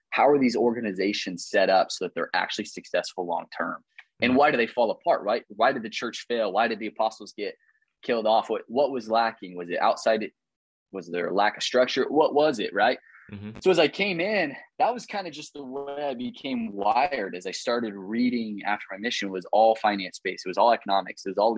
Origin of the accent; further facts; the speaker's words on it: Midwest, United States; You know, I'm from the Midwest.